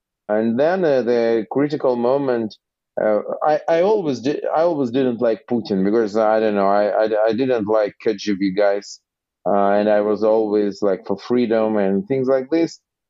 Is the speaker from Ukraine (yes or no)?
yes; Odesa, Odesa Oblast, Ukraine; first language Russian; English is a second language; I was born in Odessa, which is the biggest city on the Black Sea. I consider both languages, Ukrainian and Russian, my mother tongues, by my first language was Russian language.